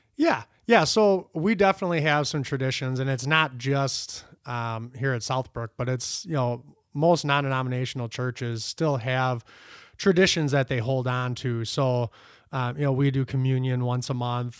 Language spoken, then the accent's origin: English; United States; I'm an American